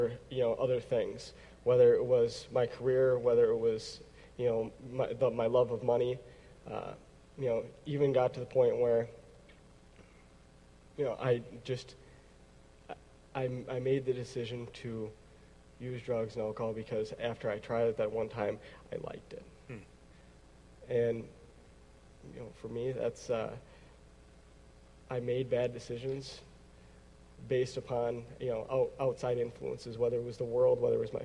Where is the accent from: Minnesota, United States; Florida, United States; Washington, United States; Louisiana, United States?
Minnesota, United States; Eden Prairie; I'm actually from Eden Prairie. Went through the Eden Prairie school system, graduated from Eden Prairie